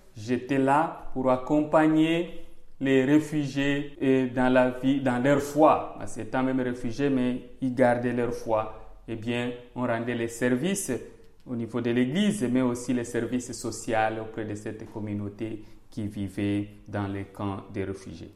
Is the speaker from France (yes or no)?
no; South Kivu, DR Congo; moved away as an adult; also born or lived in Kinshasa / Tanzania; now in Charleroi, Belgium; étant donc au Sud Kivu, mon village est situé à 300 km donc, de, la région, chef-lieu de la région, qui est à Bukavu, et c'est là où j'ai grandi